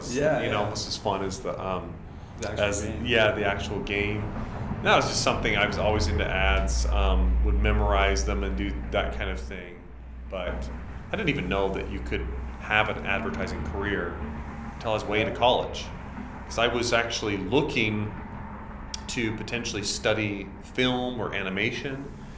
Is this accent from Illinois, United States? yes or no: no; Idaho, United States; growing up in Idaho